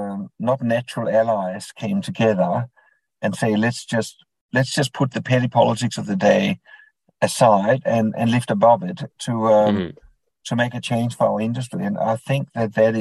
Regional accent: Denmark; English is a second language; moved away as an adult; now in Queensland, Australia; the accent might reveal that I wasn't born in Australia. So I was born in Denmark

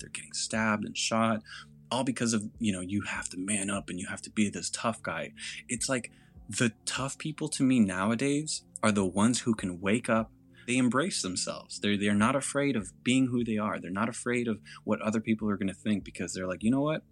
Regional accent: California, United States; also born or lived in Mexico; I grew up in California where going to school, being Hispanic

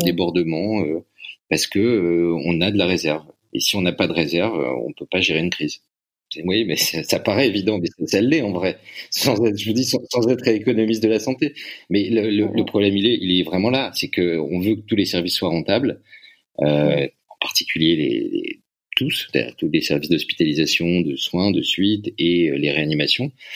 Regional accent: France

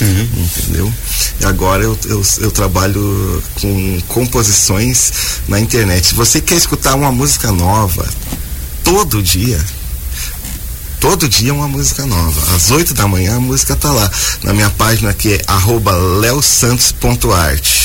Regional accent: Caçapava do Sul, Rio Grande do Sul, Brazil; moved away as an adult; also born or lived in Porto Alegre; now in Joinville, Brazil; eu comecei a tocar, cantar lá em Caçapava do Sul, no uhum. Rio Grande do Sul

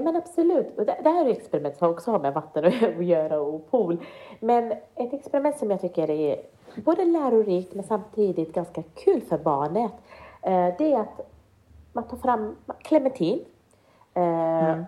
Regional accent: Sweden; jag är inte född i Sverige utan jag kom hit när jag var fem år gammal

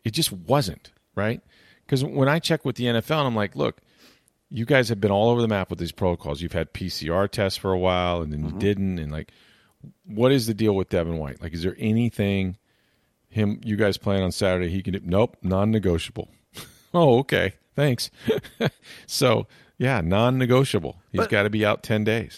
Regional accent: Florida, United States; growing up in Florida, like you take the good with the bad

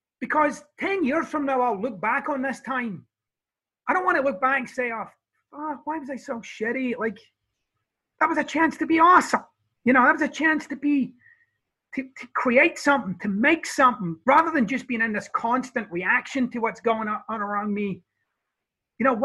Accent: Scotland, United Kingdom; now in Florida, United States; I'm Scottish

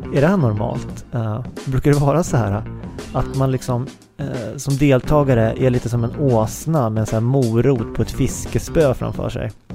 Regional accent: Uppsala, Uppsala County, Sweden; now in Stockholm, Sweden; min hemstad Uppsala

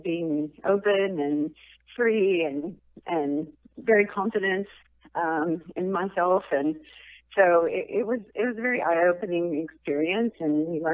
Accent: Houston, Texas, United States; also born or lived in Austin / New Hampshire; I was born in Austin, but yeah, I'm a Texas girl all the way

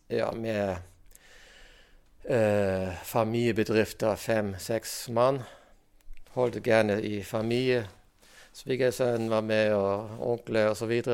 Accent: Germany; now in Rognan, Norway; Og jeg kom jo hit fra Tyskland og har hørt om en båtbyggerskole som var på Rognan.

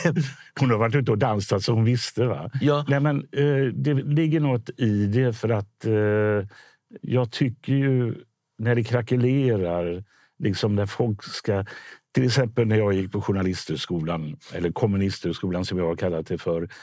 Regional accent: Gothenburg, Västra Götaland, Sweden; i Biskopsgården där jag är uppvuxen

